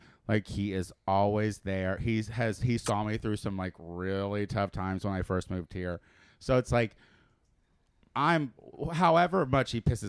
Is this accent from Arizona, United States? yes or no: no; Clinton, Illinois, United States; moved away as an adult; also born or lived in Chicago, Illinois; now in Los Angeles, United States; I am from the central Illinois, not southern Illinois.